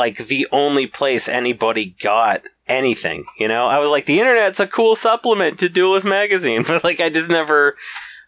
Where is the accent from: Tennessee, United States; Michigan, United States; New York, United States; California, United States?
Michigan, United States; Battle Creek; also born or lived in South Carolina / Manchester, England; I was mostly in Battle Creek